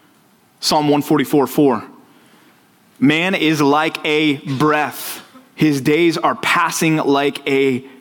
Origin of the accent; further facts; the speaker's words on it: Dallas, Texas, United States; I grew up in Texas. I grew up in Dallas.